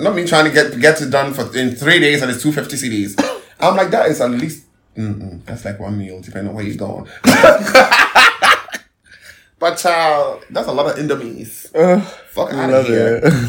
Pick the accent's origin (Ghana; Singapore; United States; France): Ghana